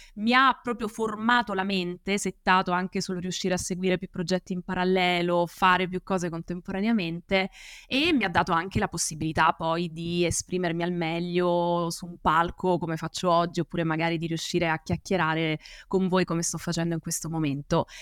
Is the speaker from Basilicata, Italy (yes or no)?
no; Apulia, Italy; moved away as an adult; now in Rome, Italy; io sono pugliese, mi sono trasferita a Roma poi per l'università